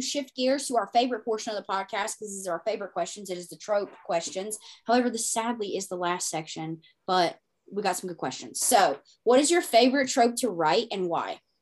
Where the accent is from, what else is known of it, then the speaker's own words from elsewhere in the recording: the Bible Belt, United States; I come from the Bible Belt